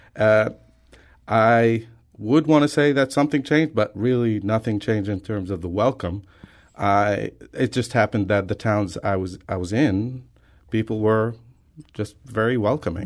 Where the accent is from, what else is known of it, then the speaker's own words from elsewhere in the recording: Lebanon; I'm from Lebanon, the country